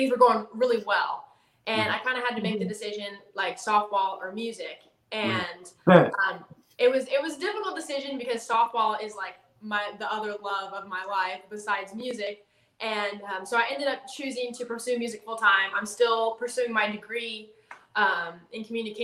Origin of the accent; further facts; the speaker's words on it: Southern California, United States; moved away as an adult; also born or lived in Colorado / Nashville / Texas; born and raised in Southern California, like an hour north of San Diego